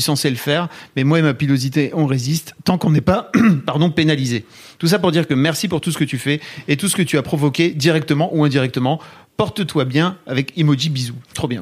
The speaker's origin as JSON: {"language": "French", "region": "Hauts-de-France", "country": "France", "tie": "born or raised there", "moved": "yes", "said": "moi, je viens de Neuvillan-Ferrand, dans le nord"}